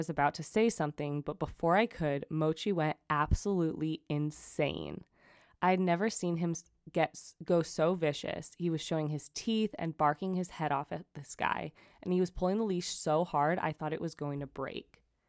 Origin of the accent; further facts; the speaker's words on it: New York City, New York, United States; now in Germany; So I live in Germany right now. I'm from New York City, but my boyfriend is German